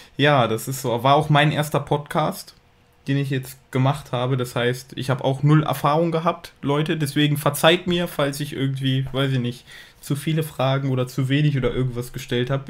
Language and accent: German; Germany; moved away as an adult; now in Japan; ich bin Deutscher